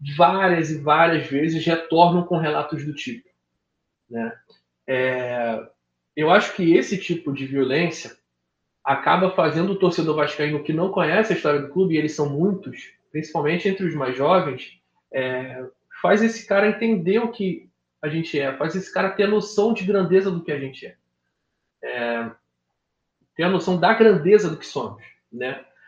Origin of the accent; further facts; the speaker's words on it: Baixada Fluminense, Rio de Janeiro, Brazil; Eu sou da Baixada, eu morei em favela